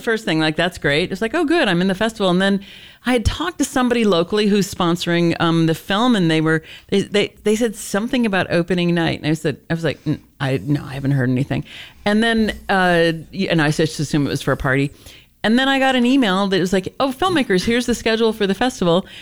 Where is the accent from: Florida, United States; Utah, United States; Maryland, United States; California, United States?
California, United States; Los Angeles; I'm from Los Angeles.